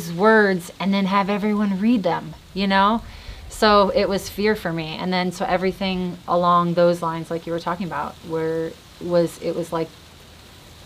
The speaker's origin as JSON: {"language": "English", "region": "Hawaii", "country": "United States", "tie": "born or raised there", "said": "I'm born and raised in Hawaii"}